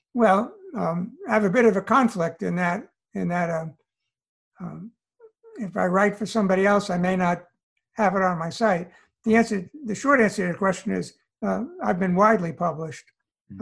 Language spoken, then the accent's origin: English; New York City, New York, United States; moved away as an adult; also born or lived in Allentown, Pennsylvania / California; now in North Carolina, United States; I I grew up in New York City.